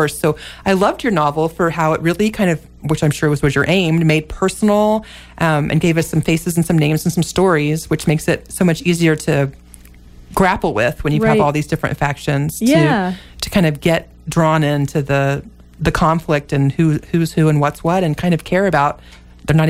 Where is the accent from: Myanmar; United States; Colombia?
United States; as an American publicly schooled child